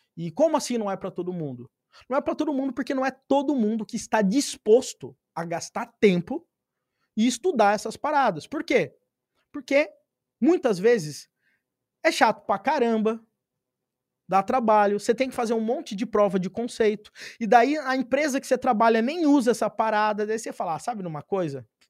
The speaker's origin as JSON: {"language": "Portuguese", "town": "Pirapora do Bom Jesus", "region": "São Paulo", "country": "Brazil", "tie": "born or raised there", "said": "nasci numa cidade de 15 mil habitantes"}